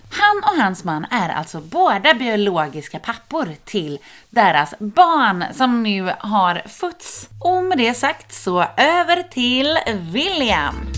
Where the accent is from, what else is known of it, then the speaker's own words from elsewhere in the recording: Sweden; Jag kommer från Hörne